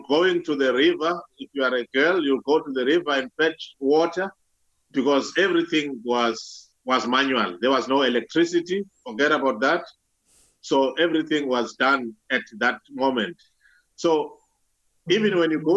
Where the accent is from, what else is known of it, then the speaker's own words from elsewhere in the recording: Clydesdale, KwaZulu-Natal, South Africa; moved away as an adult; now in Ireland; I'm from South Africa, and my province is KZN, which is called KwaZulu-Natal